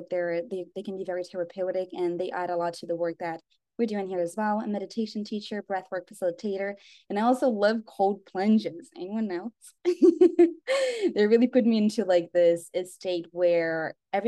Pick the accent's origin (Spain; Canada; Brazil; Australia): Brazil; also born or lived in United States; I was actually born in the United States, but I grew up in Brazil